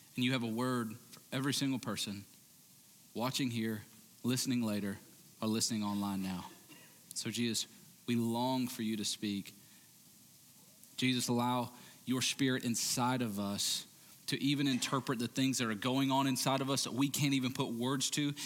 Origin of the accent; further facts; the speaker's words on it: United States; modern American Christians